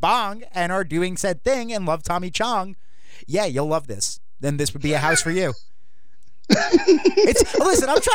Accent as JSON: {"language": "English", "region": "New York", "country": "United States", "moved": "yes", "said": "I'm also from New York originally"}